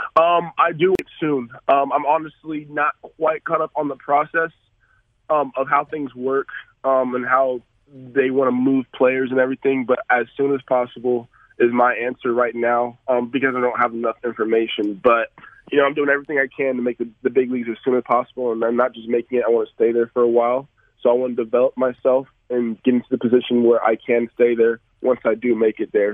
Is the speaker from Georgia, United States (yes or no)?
yes; Atlanta, Georgia, United States; I come from Atlanta